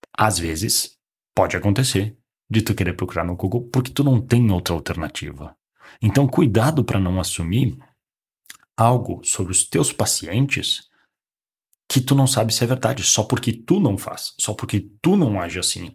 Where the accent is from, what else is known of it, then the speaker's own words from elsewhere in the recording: Caxias do Sul, Rio Grande do Sul, Brazil; moved away as an adult; also born or lived in Porto Alegre; eu sou de uma cidade do, do interior do Rio Grande do Sul, não é bem interior, é uma das maiores cidades do, do Rio Grande do Sul, que é Caxias do Sul